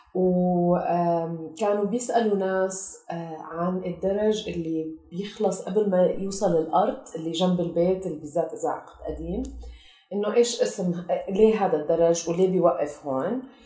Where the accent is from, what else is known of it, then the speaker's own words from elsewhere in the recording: Kuwait; moved away as an adult; also born or lived in Tulkarm, Palestine; now in Amman, Jordan; انا آه، خلقت وربيت بالكويت فهويتنا كانت فلسطينيه